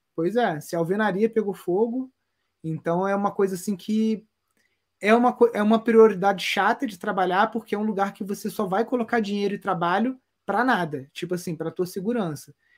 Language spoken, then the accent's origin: Portuguese; Brazil; eu fui nascido e criado aqui na Mata Atlântica